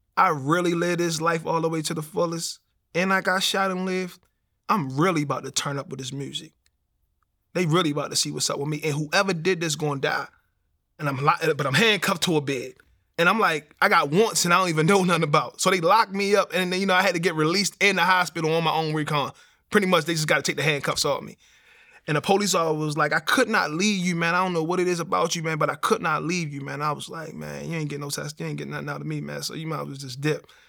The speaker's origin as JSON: {"language": "English", "town": "Baltimore", "region": "Maryland", "country": "United States", "tie": "born or raised there", "said": "So growing up in Baltimore"}